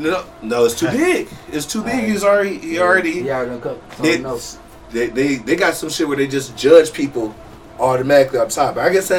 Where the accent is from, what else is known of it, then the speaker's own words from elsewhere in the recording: Toledo, Ohio, United States; I'm from Toledo, Ohio.